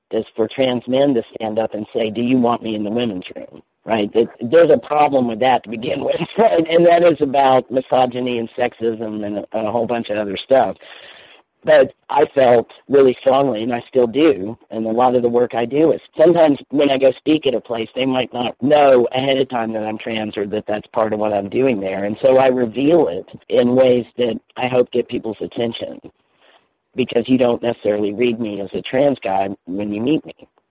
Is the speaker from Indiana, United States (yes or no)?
yes; Indiana, United States; born there; my birth certificate says female because I was born in Indiana.